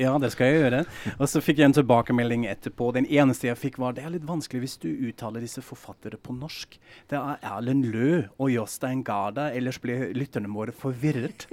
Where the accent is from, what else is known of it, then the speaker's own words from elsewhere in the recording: Frankfurt, Hesse, Germany; now in Norway; Jeg kommer jo fra Frankfurt selv